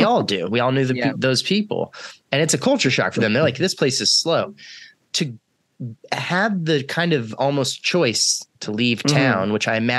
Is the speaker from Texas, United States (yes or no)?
yes; Texas, United States; also born or lived in Winston-Salem, North Carolina; now in California, United States; I'm from Texas, which is a state that is gigantic, and it is like, it is regionally very different.